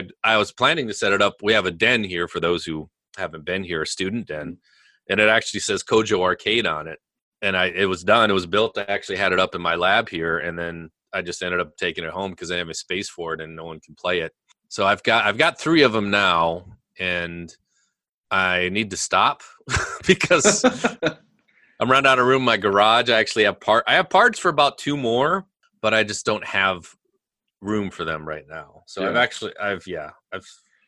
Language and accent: English; near Henry, South Dakota, United States; I grew up near Henry, South Dakota, so very rural area